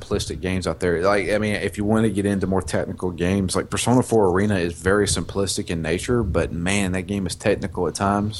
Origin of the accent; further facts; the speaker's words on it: United States; accent: redneck